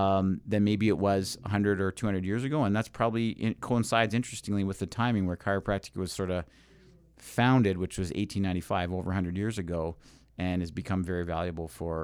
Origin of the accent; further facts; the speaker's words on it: Trinidad & Tobago; When I was a little girl growing up in Trinidad, we had an old lady, she said, in the village